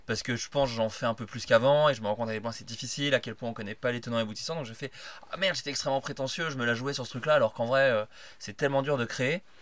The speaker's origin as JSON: {"language": "French", "area": "Burgundy", "region": "Bourgogne-Franche-Comté", "country": "France", "tie": "born or raised there", "moved": "yes", "said": "J'ai grandi en Bourgogne"}